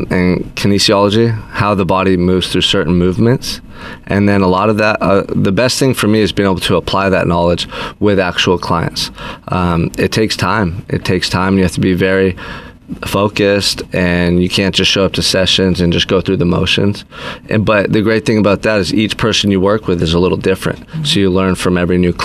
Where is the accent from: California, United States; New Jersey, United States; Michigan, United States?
California, United States; Goleta; I was born in Goleta. Nice. Raised here, went to Dos Pueblos High School.